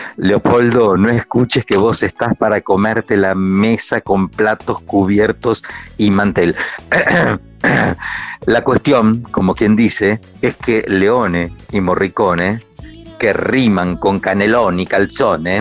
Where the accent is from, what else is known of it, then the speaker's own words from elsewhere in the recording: the interior, Argentina; moved away; nosotros de chiquito en el interior decíamos cowboys